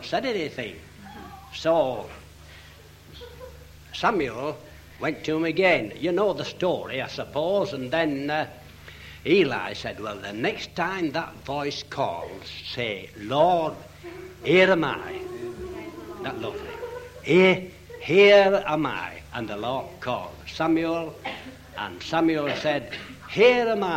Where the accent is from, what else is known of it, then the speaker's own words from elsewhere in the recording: Leeds, Yorkshire and the Humber, United Kingdom; I'm from Leeds